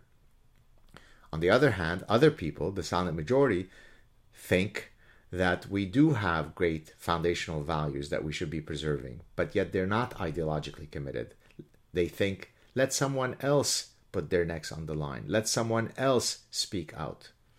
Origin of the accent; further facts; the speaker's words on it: Canada; I don't know how to do otherwise, given that I'm Canadian, O-U-R, and the medal in question is American